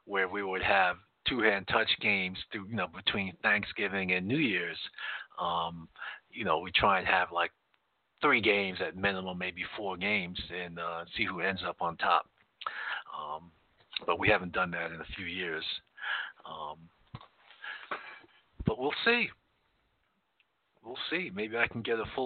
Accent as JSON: {"language": "English", "region": "East Coast", "country": "United States", "tie": "born or raised there", "moved": "yes", "said": "growing up on the East Coast, you know, being on Eastern Standard Time"}